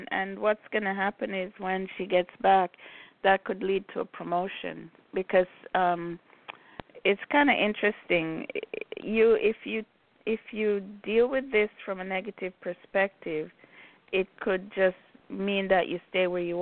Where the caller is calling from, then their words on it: Chicago, Illinois, United States; I'm calling from Chicago.